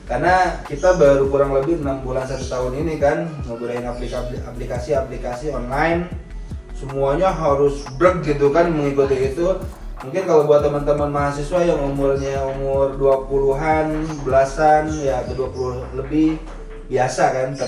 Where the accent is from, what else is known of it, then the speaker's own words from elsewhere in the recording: Bandung, West Java, Indonesia; jadi saya lahir di {S1} Bandung {S0} ya orang tua saya Majalengka ibu saya Garut sebetulnya